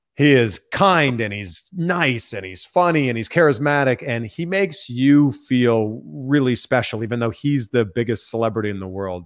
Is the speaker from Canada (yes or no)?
yes; Pickering, Ontario, Canada; just outside of Toronto, my hometown is called Pickering, Ontario.